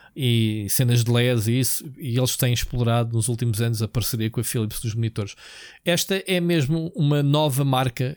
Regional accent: Portugal; Nós é que somos sempre os portugueses

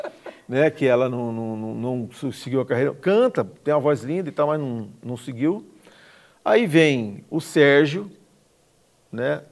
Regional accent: Campo Grande, Mato Grosso do Sul, Brazil; also born or lived in Aquidauana; Cresci em Campo Grande, mas sou aqui da Onense, de, de, de nascença. mas desde dois anos de idade estou aqui em Campo Grande, me criei aqui

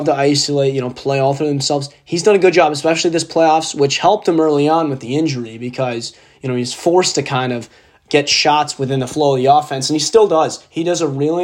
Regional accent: Boston, Massachusetts, United States; I am obviously from Boston area.

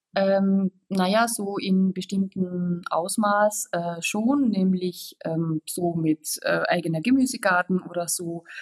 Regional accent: Austria; now in Germany; wie man schwer äh, überhören kann, komme ich aus Österreich

